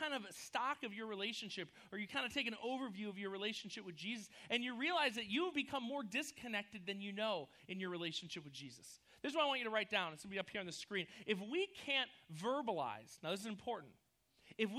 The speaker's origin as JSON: {"language": "English", "region": "New York", "country": "United States", "tie": "born or raised there", "also_born_or_lived": "Missouri", "moved": "as an adult", "lives_now": "California, United States", "said": "we were like inseparable buddies when we lived in New York. We grew up together."}